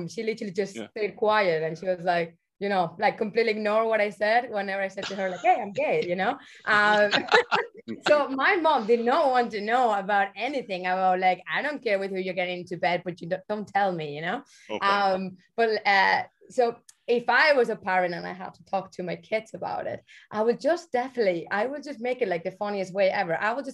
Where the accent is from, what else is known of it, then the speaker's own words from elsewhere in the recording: Barcelona, Catalonia, Spain; moved away as an adult; now in Ireland; I'm from Barcelona, you know? But I've been living here for nearly like 12 years